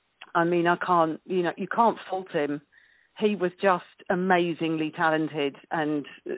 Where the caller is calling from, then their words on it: Lancing, South East England, United Kingdom; I'm calling you from a place called Lancing in West Sussex.